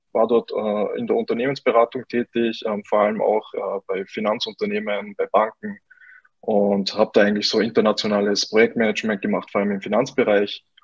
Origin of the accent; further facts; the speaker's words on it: Salzburg, Austria; accent: Austrian; Ähm, ich komme aus Österreich, wie man vielleicht äh, ein wenig hört. Ich werde mich bemühen, ähm, meinen österreichischen Akzent ein bisschen zu verstecken. Ähm, genau, ich komme aus Salzburg, ähm, bin äh, ja in Salzburg auch auf, aufgewachsen